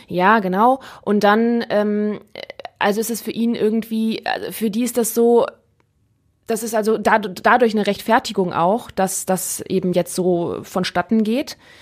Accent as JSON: {"language": "German", "country": "Ukraine", "tie": "born or raised there", "moved": "as an adult", "lives_now": "Germany", "said": "es ist immer noch meine Heimat. Ich wohnte da, bis ich 19 war. Bin da aufgewachsen. Ich war in der Ukraine vor kurzem"}